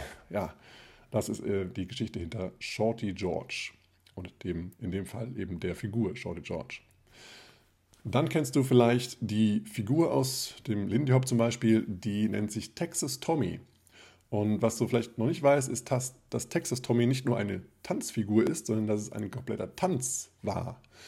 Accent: South Hesse, Germany; moved away; Jetzt zu Ostern werde ich wieder in meiner Heimat sein. Das ist Südhessen

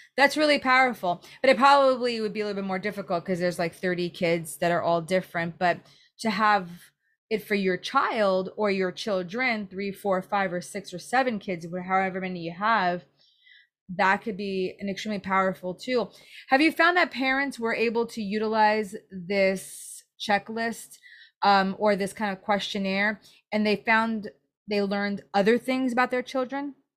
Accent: New York City, New York, United States; also born or lived in New Jersey; now in San Diego, United States; I grew up in Brooklyn and I moved to New Jersey.

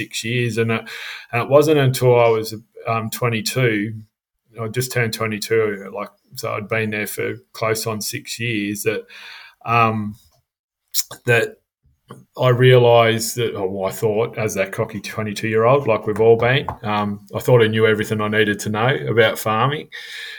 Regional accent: Melbourne, Victoria, Australia; for the first 15 years of my life, I grew up in Melbourne

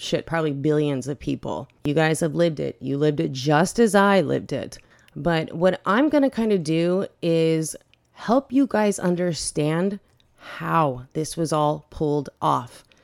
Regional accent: Bay Area, next to San Francisco, California, United States; I am from the Bay Area. I grew up next to San Francisco

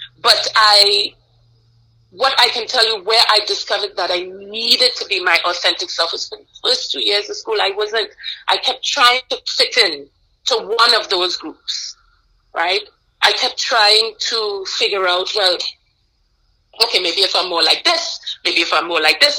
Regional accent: Grenada; moved away as an adult; also born or lived in Guyana / Eritrea / Virginia, United States; now in United States; I was actually born on Guyana and moved to Grenada when I was very young

